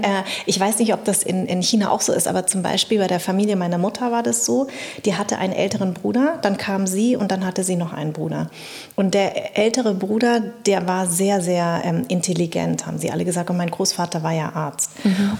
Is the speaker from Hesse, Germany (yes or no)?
yes; Darmstadt, Hesse, Germany; born or raised there